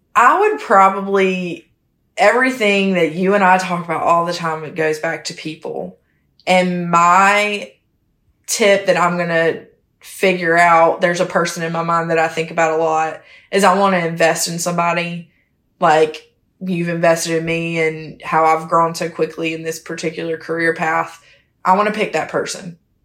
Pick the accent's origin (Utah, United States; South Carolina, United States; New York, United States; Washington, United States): South Carolina, United States; Hemingway; I'm from a small hometown called Hemingway, South Carolina